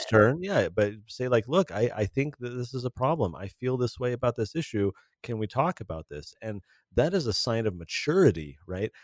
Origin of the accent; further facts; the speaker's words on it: California, United States; growing up in California in the eighties and nineties